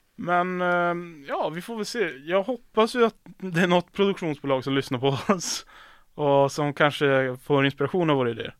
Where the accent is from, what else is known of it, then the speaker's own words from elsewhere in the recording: Piteå, Norrbotten County, Sweden; moved away; jag och mina vänner hemma i Piteå